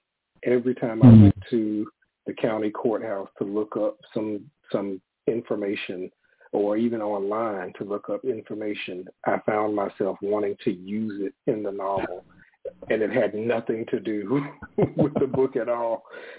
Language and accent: English; Elizabeth City, North Carolina, United States; also born or lived in South Mills, North Carolina; So I was born and raised in Elizabeth City, North Carolina, and right next door to it is a small town called South Mills, North Carolina, and that is where my mother is from.